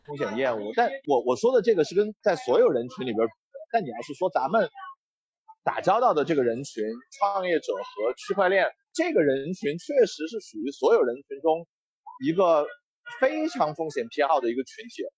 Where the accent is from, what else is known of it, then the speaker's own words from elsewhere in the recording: Chengdu, Sichuan, China; 我是个成都人